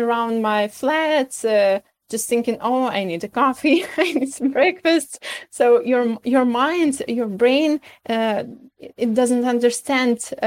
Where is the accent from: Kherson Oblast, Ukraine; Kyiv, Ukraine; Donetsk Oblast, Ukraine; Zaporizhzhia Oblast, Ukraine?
Kyiv, Ukraine; English is a second language; I'm from Kyiv, and all my family always been living here, about 7 generations of our family